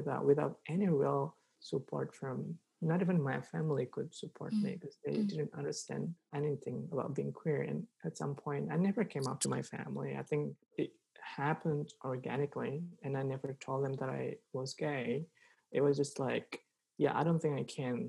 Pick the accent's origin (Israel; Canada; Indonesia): Indonesia; Sumatra; English is a second language; moved away as an adult; also born or lived in Yogyakarta, Indonesia; now in United States; growing up in Sumatra and, you know, like in that village was tough